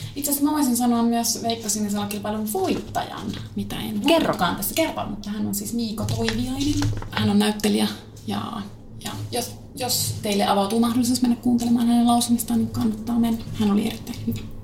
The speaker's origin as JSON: {"language": "Finnish", "town": "Kiuruvesi", "region": "North Savo", "country": "Finland", "said": "Minähän olen kotoisin Kiurvedeltä pohjoissa vasta siitä ajaa puolitoista tuntia Kajaaniin"}